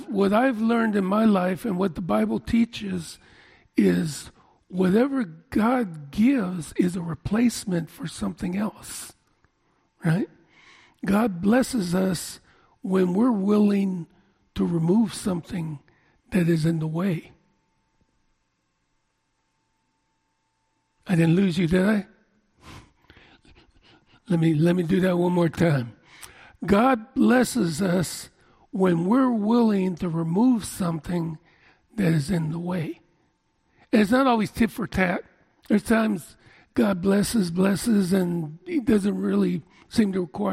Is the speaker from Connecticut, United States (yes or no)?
no; Oakland, California, United States; born and raised in East Oakland